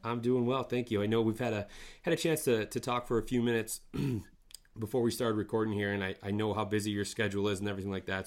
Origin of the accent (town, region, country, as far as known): northern Michigan, United States; born or raised there